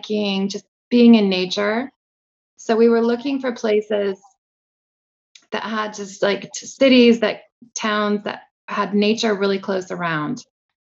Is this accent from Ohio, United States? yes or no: no; Kansas, United States; moved away as an adult; also born or lived in Japan / France / Albania / India; I grew up in Kansas.